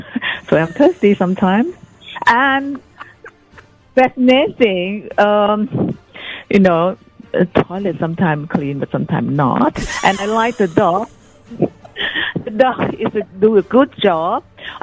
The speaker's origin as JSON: {"language": "English", "country": "Thailand", "second_language": "English", "moved": "yes", "lives_now": "Perth, Australia", "said": "I come from Thailand, so I got a big airport in Bangkok as well."}